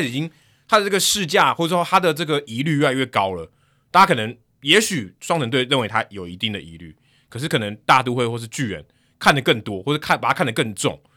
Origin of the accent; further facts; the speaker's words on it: Hsinchu, Taiwan; 新竹棒球场，我的家乡，小时候看的第一场比赛就在新竹棒球场